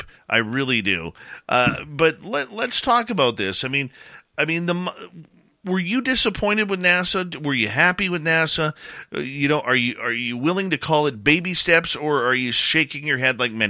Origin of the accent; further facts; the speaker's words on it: Abbotsford, British Columbia, Canada; when I was like 8 years old at the Abbotsford International Air Show in my hometown